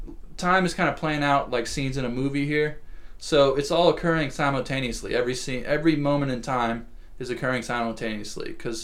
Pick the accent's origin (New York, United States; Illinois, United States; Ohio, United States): New York, United States; you know, I'm from New York and like we don't mess around with authority figures like that.